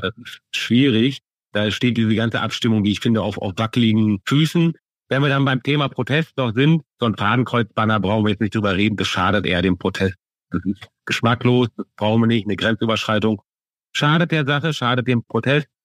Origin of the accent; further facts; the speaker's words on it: Münster, North Rhine-Westphalia, Germany; als Münsteraner